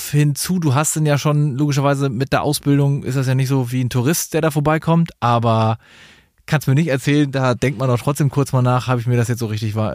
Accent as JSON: {"language": "German", "region": "Schleswig-Holstein", "country": "Germany", "said": "Eigentlich komme ich aus Dithmarschen."}